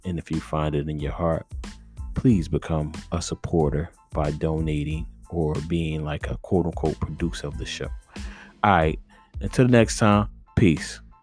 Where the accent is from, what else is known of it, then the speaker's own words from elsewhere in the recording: Northeast, United States; as a northeasterner